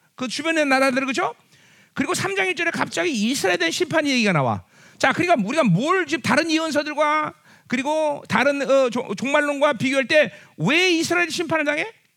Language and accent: Korean; South Korea; 우리는 한국 사람이기 때문에